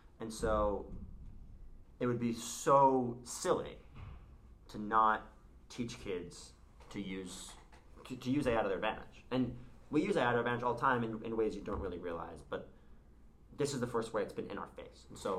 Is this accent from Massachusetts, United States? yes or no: yes; Newton, Massachusetts, United States; born or raised there